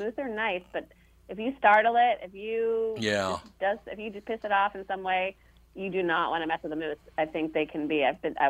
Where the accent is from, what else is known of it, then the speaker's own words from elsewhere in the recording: Massachusetts, United States; now in California, United States; I grew up in New England, outside Boston, and you know, mosquitoes were part of our summer life.